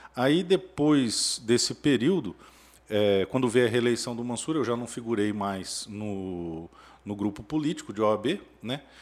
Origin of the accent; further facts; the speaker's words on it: Dourados, Mato Grosso do Sul, Brazil; moved away as an adult; also born or lived in Brasília; eu sou natural de Dourados, sou nascido e criado em Dourados